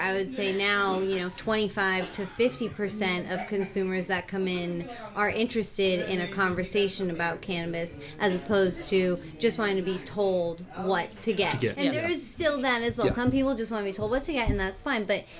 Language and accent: English; New England, United States; now in Washington, United States; So I'm from New England as well.